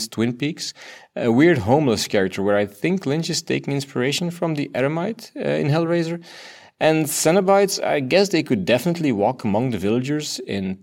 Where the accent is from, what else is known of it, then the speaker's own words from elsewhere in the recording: Belgium; first language Dutch; English is a second language; I'm from Belgium